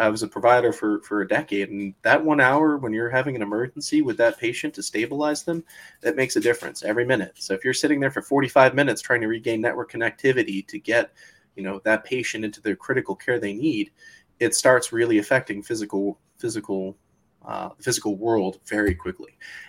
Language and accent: English; Florida, United States; You know, I grew up in Florida. Everybody could tell you hurricanes were a natural part of life. It was embedded in our psychology.